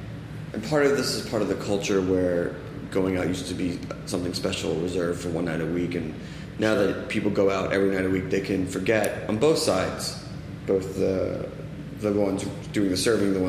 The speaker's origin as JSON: {"language": "English", "region": "East Coast", "country": "United States", "said": "I'm from the East Coast."}